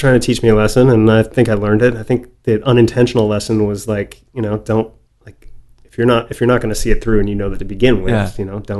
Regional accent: outside Chicago, Illinois, United States; growing up outside Chicago

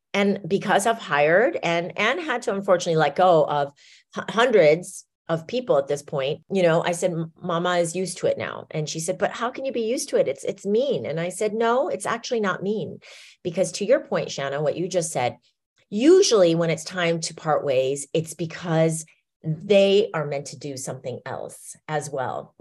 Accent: Iowa, United States; We grew up in Iowa

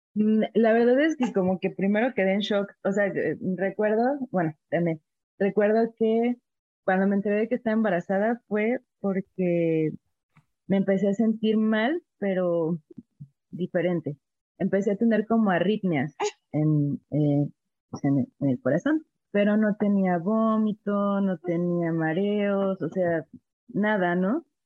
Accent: Veracruz, Mexico; also born or lived in La Paz, Baja California Sur; now in Mexico City, Mexico; actualmente vivo en la Ciudad de México, pero pues yo soy originaria de Veracruz

